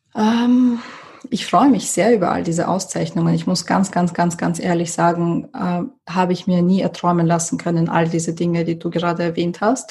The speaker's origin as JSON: {"language": "German", "region": "Vienna", "country": "Austria", "tie": "born or raised there", "also_born_or_lived": "USSR / Moscow / London", "said": "Wien ist der Ort, wo ich zur Schule gegangen bin, wo meine Familie noch immer lebt"}